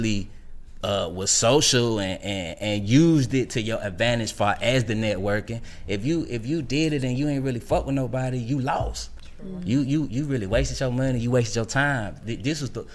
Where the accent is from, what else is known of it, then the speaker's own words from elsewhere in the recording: Savannah, Georgia, United States; I'm from Savannah, so I'm going back to Savannah State